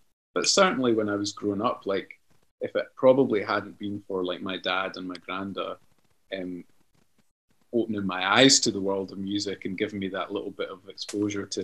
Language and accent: English; Cullen, Scotland, United Kingdom; moved away as an adult; also born or lived in Moray; now in Glasgow, United Kingdom; my hometown of Cullen.